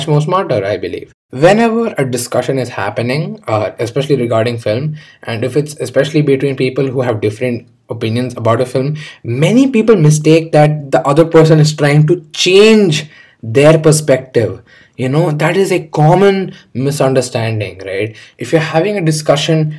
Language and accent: English; India; I'm an Indian